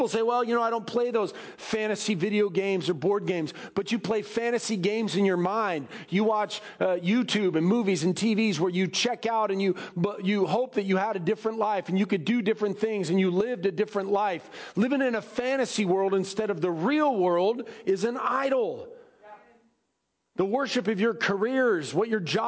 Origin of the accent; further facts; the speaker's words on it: United States; I love America and I love being American